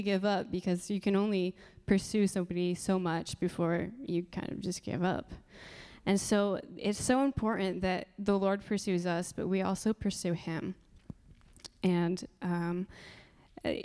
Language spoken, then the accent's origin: English; Marion, Indiana, United States; also born or lived in Upland, Indiana / San Dimas, California; I am a local, so I grew up in Marion in Upland